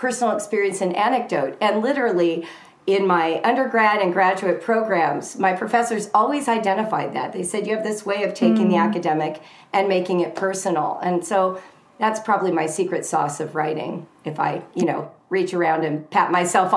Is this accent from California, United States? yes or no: yes; Southern California, United States; I'm from Southern California